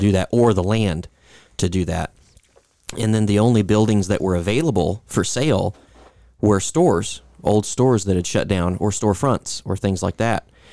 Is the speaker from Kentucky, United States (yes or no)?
yes; Louisville, Kentucky, United States; in my hometown, a church, a very large church in Louisville